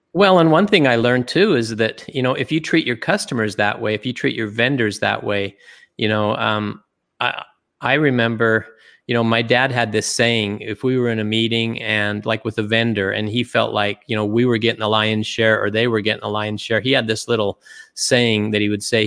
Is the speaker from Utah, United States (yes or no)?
yes; Springville, Utah, United States; also born or lived in Germany; I grew up in Utah